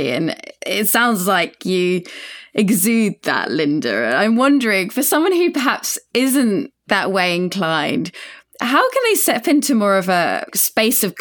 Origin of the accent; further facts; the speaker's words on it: United Kingdom; now in United States; as a Brit in the USA right now.